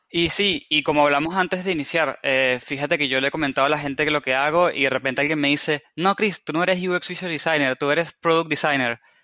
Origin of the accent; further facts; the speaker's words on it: Venezuela; moved away as an adult; now in Argentina; soy de Venezuela y vivo en Argentina hace cuatro años. Así que si escuchan una mezcla de acentos y tonadas raras